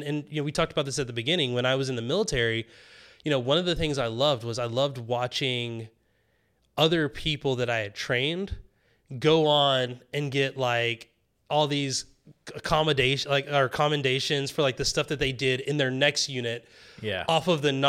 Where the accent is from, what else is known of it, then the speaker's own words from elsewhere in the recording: the South, United States; Like I grew up in the South. Like I grew up in like the backwoods South, like the country South